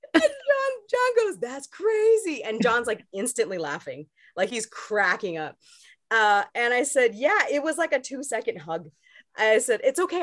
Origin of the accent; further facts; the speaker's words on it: Long Beach, California, United States; I'm from Long Beach